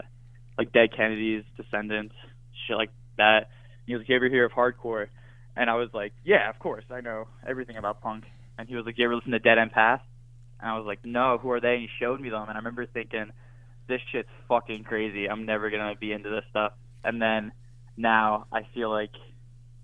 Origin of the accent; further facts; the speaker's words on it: Edwardsville, Pennsylvania, United States; I grew up in Edwardsville, which is like, it's like the town over from Wilkes-Barre